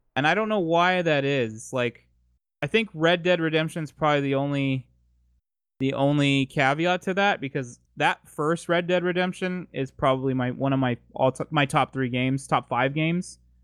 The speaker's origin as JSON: {"language": "English", "town": "San Diego", "region": "California", "country": "United States", "tie": "born or raised there", "said": "I am born and raised in San Diego, California"}